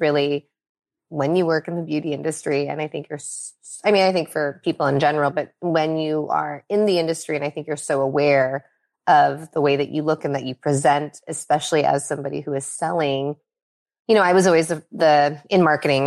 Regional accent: Los Angeles, California, United States; also born or lived in Minnesota; I was born actually in Minnesota, um, so not on the West Coast, um, but we, we came to California really early in my childhood, and I've been here

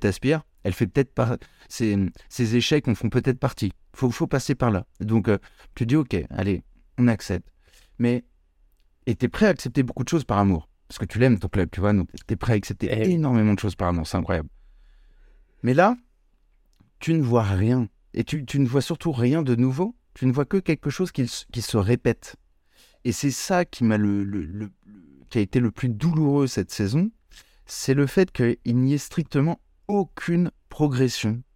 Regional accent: Paris, Île-de-France, France; je suis né à Paris, je vis à Paris.

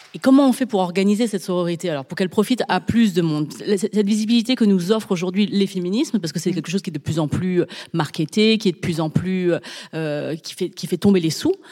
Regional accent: France; j'ai grandi donc en France avec énormément de blagues belges

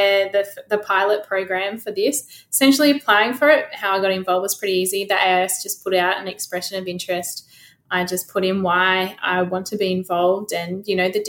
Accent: Australia; as Australian athletes and as Australians as well

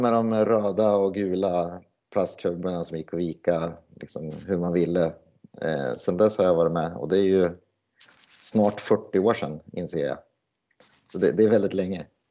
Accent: Sundsvall, Västernorrland County, Sweden; moved away as an adult; also born or lived in Gävle / Hagfors; jag är från Sundsvall från början

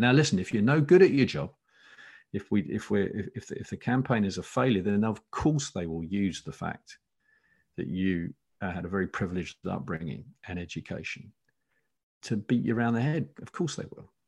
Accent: Essex, East of England, United Kingdom; I grew up in Essex

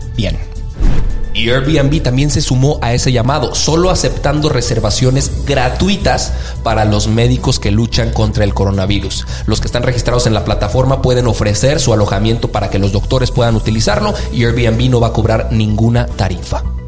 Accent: Mexico; nosotros como mexicanos

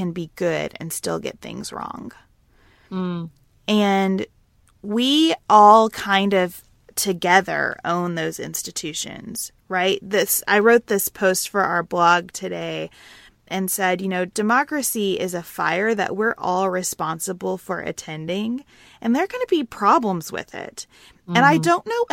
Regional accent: United States

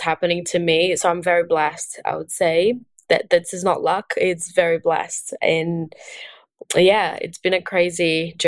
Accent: Brazil; English is a second language; moved away as an adult; now in Australia; I am Brazilian and born and raised in Brazil. And I've been in Australia for 6 years now.

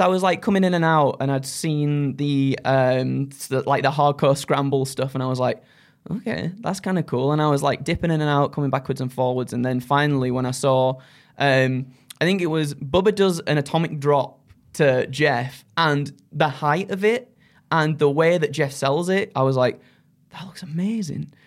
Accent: Skipton, Yorkshire and the Humber, United Kingdom; now in North East England, United Kingdom; I wanted to get out of Yorkshire, uh, well, Skipton for, for all my life growing up

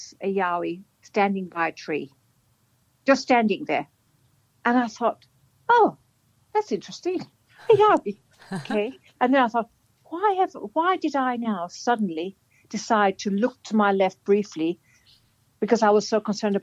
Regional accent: Ireland; now in Australia; I'm Irish

